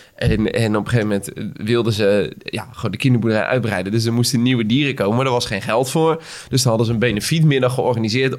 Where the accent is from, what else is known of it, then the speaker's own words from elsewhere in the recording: Schipluiden, South Holland, Netherlands; moved away; ik kom oorspronkelijk uit Schipluiden. Klein dorpje eh, tussen Delft en Rotterdam en Den Haag.